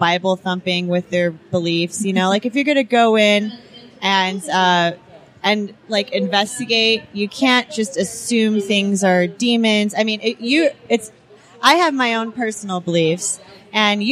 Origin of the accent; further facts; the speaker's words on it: Homestead, Florida, United States; moved away as an adult; now in California, United States; I grew up in Florida